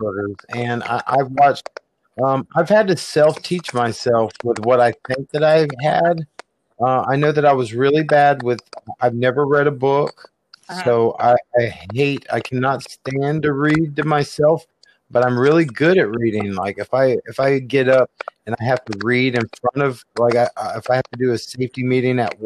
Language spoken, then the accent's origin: English; Jacksonville, Florida, United States; I grew up in Jacksonville, Florida, which is, it's the hood